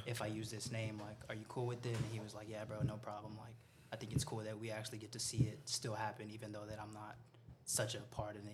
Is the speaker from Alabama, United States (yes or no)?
no; El Paso, Texas, United States; moved away as an adult; also born or lived in San Antonio; I grew up in El Paso.